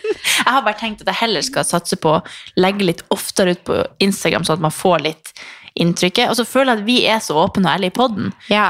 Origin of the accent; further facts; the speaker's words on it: Harstad, Troms, Norway; moved away; så bodde jo jeg hjemme i Harstad